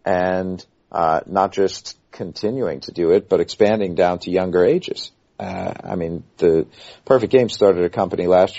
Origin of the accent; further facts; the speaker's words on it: Shawnee Mission, Kansas, United States; We are from Kansas, so...